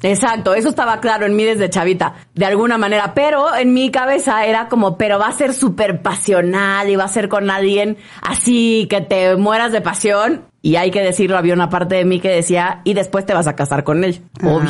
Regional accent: Villahermosa, Tabasco, Mexico; moved away as an adult; now in Mexico City, Mexico; yo crecí en Tabasco, en Villahermosa

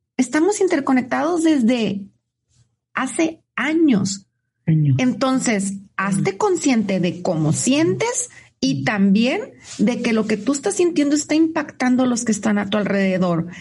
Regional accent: Tijuana, Baja California, Mexico; un tijuanense, que así nos dicen

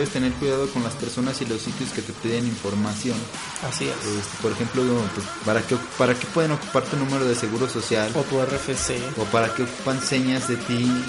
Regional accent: Tequesquiapan, Puebla, Mexico; born there; que nací en Tequesquiapan, Puebla.

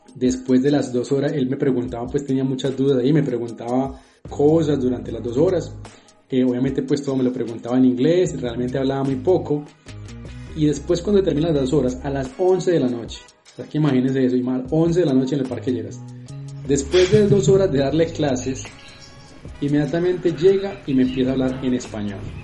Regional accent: Colombia; como buenos colombianos

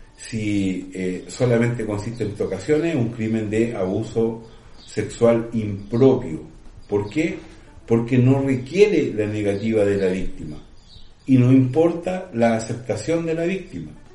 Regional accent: Chile; nuestro país

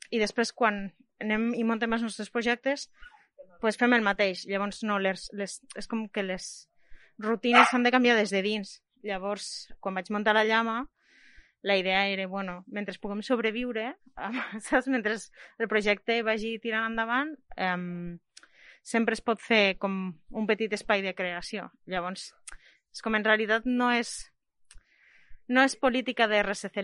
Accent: Lleida, Catalonia, Spain; Jo sóc de Lleida

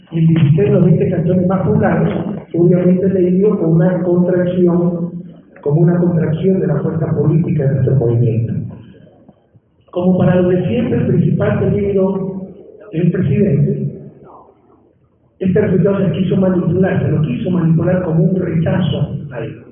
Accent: Ecuador

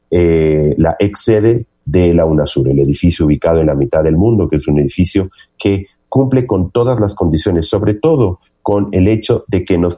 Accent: Ecuador; y he instado a quien considere, como cualquier otro ecuatoriano o ecuatoriana, que este es, eh, hay un eh, viso de inconstitucionalidad en el decreto

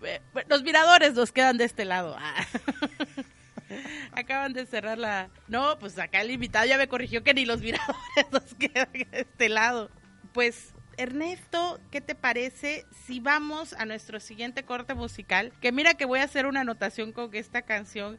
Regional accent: Cintalapa, Chiapas, Mexico; yo nací en Cintalapa y parte de mi familia es de Arriaga

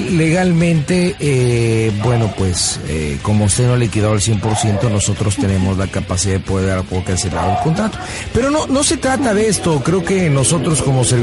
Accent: Zitácuaro, Michoacán, Mexico; yo soy de Citácuaro, Michoacán. Este, el próximo 30 y 31 es la Feria del Pueblo.

